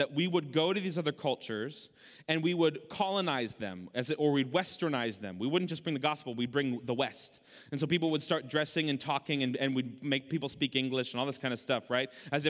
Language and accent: English; Canada; born there; I was born in Canada, so I was, or still, maybe still am, a Canadian and American citizen.